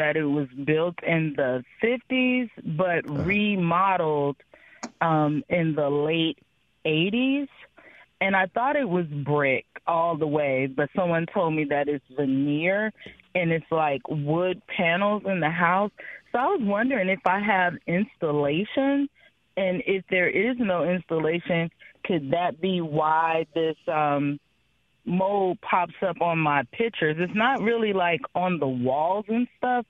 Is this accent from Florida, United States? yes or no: yes; Florida, United States; now in Mobile, United States; I'm from Florida